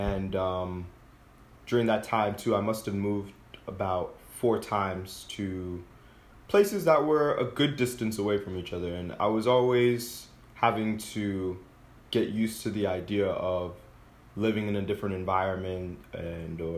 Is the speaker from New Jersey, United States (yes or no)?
yes; Summit, New Jersey, United States; I was born in New Jersey